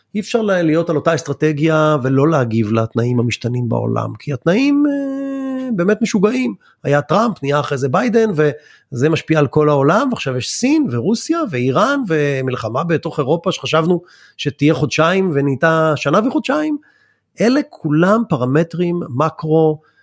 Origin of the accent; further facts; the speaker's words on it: Israel; בתור ישראלים